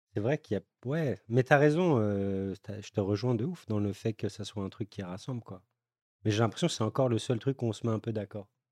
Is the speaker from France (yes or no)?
yes; France; en tant que Français